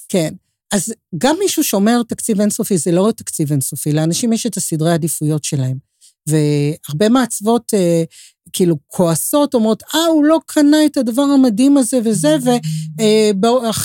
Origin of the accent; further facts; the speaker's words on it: Tel Aviv, Tel Aviv District, Israel; אני תל אביבית, זו ההוויה שלי, כל חיי